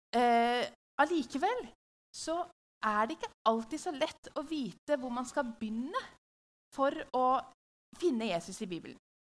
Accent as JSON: {"language": "Norwegian", "town": "Hamar", "region": "Innlandet", "country": "Norway", "tie": "born or raised there", "said": "i huset vårt på Hamar, der jeg vokste opp."}